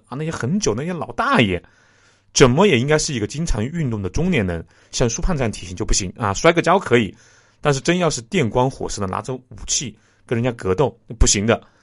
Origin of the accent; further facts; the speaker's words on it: Jingzhou, Hubei, China; 我的家乡是湖北荆州沙市区